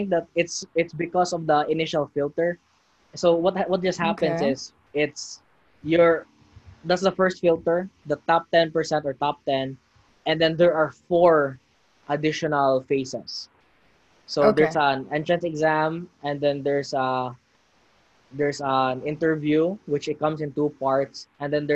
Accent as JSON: {"language": "English", "town": "Cebu City", "region": "Central Visayas", "country": "Philippines", "tie": "born or raised there", "said": "we both grew up in the Philippines"}